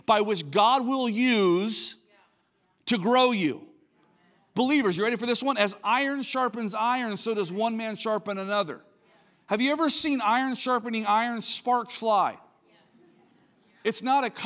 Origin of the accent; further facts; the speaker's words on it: Linda, California, United States; I grew up in this place called Linda, California.